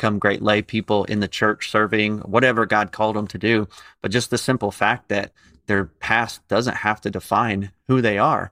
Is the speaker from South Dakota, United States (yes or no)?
no; Indianapolis, Indiana, United States; moved away as an adult; now in Tampa, United States; where we grew up in Indianapolis